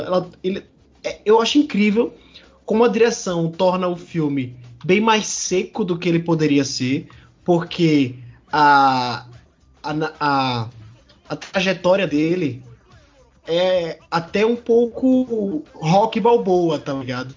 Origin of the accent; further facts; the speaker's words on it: Brazil; a gente é brasileiro